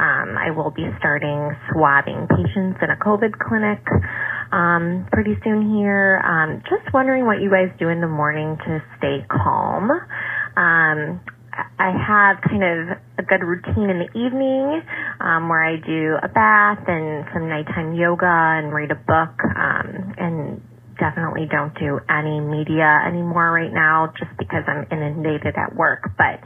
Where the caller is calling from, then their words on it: Chicago, Illinois, United States; I'm calling from Chicago.